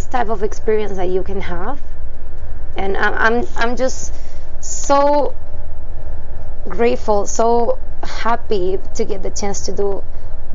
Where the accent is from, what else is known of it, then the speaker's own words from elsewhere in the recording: Córdoba, Argentina; moved away as an adult; I'm from Argentina, so coming from South America